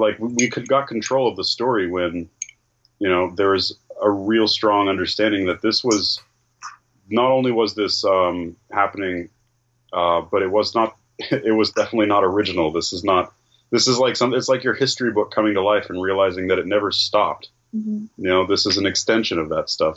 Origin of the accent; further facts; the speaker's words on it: Northern California, United States; I'm from Northern California.